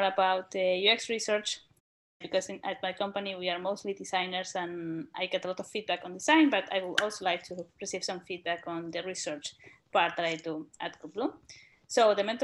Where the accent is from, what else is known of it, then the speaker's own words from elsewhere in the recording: Spain; now in Amsterdam, Netherlands; I'm from Spain, and currently I'm living in Amsterdam